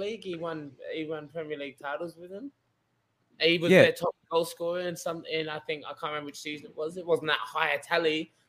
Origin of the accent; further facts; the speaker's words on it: South Australia, Australia; I'm from South Australia, Adelaide United.